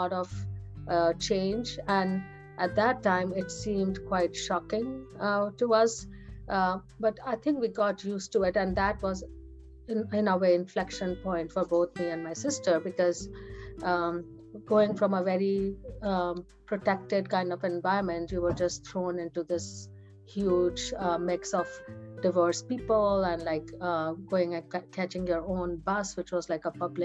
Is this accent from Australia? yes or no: no; India; moved away as an adult; now in United States; I was born in India. I was, and we used to live in not a very huge city. We used to live very close to New Delhi